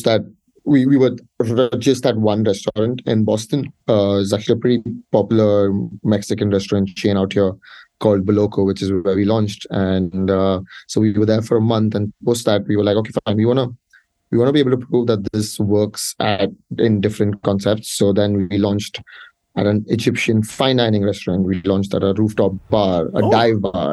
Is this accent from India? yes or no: yes; India; I'm from India